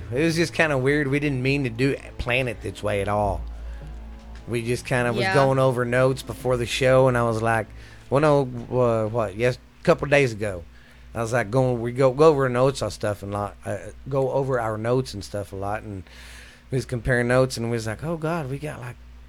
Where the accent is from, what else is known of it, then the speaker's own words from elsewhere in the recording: Wichita Falls, Texas, United States; I was born in Wichita Falls, and my dad used to always tell me that's where they picked me up at, the old insane asylum.